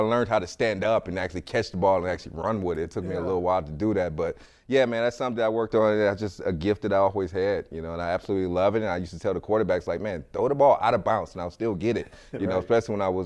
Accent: Cleveland, Ohio, United States; I grew up in Cleveland, Ohio.

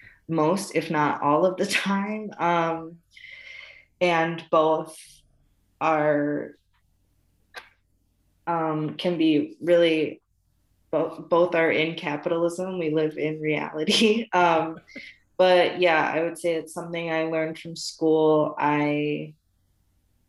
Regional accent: Watertown, Wisconsin, United States; now in Milwaukee, United States; the family and friends that I grew up with in Watertown

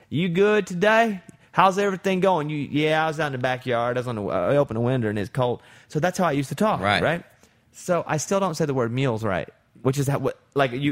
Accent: Arkansas, United States; I'm, I have such an accent because I'm from Arkansas.

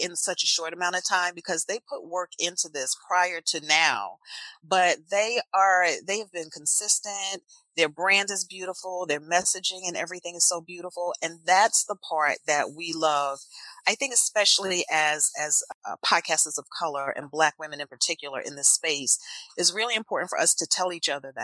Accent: New Jersey, United States; accent: Jersey; moved away; I actually grew up in New Jersey. I'm back in New Jersey now. I grew up in New Jersey

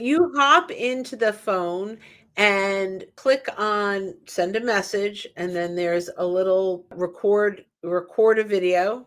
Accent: New Yorker, New Jersey, United States; also born or lived in New York; because I'm a New Yorker, North Jersey, I say error. I add that R at the end.

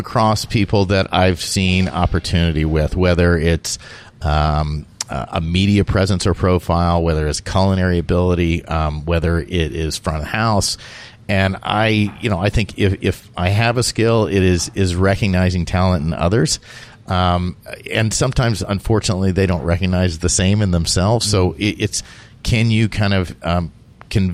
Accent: South Carolina and Georgia, United States; I grew up in South Carolina and Georgia.

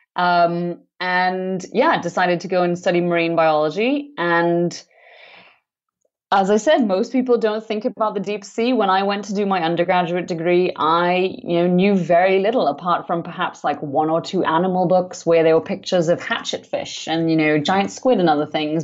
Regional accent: Trinidad & Tobago; I grew up in the Caribbean on the island on the islands of Trinidad and Tobago

